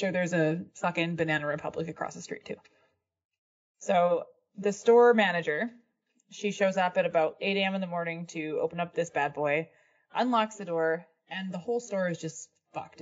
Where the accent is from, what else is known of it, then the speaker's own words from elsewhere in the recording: Canada; I'm Canadian